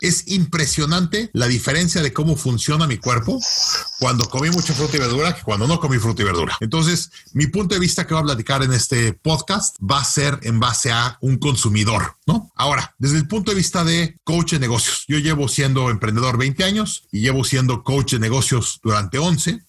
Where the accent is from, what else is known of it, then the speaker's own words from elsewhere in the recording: Mexico City, Mexico; moved away as an adult; also born or lived in United States; now in Canada; yo crecí en México